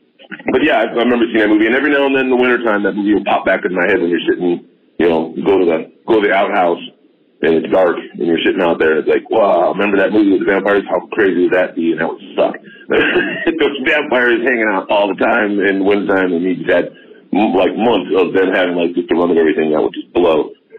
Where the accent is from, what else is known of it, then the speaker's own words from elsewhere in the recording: Kenosha, Wisconsin, United States; also born or lived in Georgia; I grew up in Kenosha, born in Kenosha, so I got Chicago style stuff.